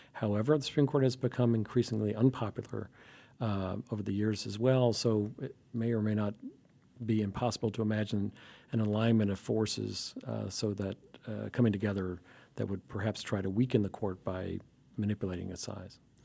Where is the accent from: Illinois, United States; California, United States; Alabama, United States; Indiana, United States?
Alabama, United States; I grew up in Alabama